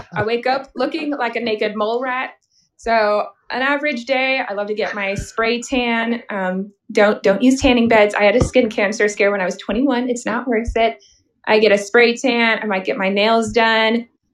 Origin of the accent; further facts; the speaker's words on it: Missouri, United States; I was born in Missouri and I've grown up here.